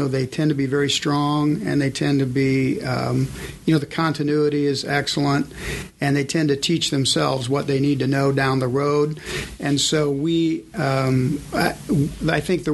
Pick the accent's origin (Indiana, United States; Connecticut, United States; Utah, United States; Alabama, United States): Indiana, United States; also born or lived in Michigan; I was born in Michigan, but lived my whole life all around Indiana